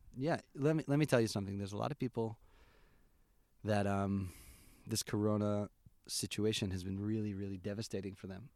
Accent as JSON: {"language": "English", "town": "Albany", "region": "New York", "country": "United States", "tie": "born or raised there", "moved": "as an adult", "lives_now": "Efrat, Israel", "said": "I grew up in Albany, New York"}